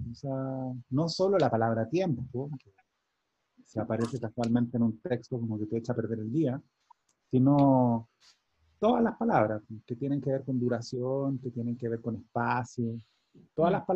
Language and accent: Spanish; Chile; moved away; yo lo veo como un chileno viviendo fuera, para informarme sobre Chile